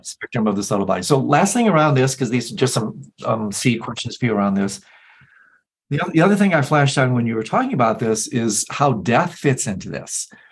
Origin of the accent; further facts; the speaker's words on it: Michigan, United States; I'm from Michigan